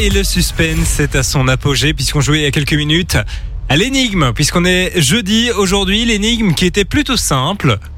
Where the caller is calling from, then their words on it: Gilly, Wallonia, Belgium; je suis de Gilly, dans la région de Charleroi.